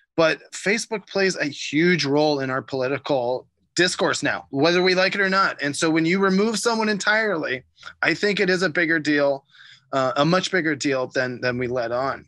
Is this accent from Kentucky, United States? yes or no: no; Ohio, United States; growing up in Ohio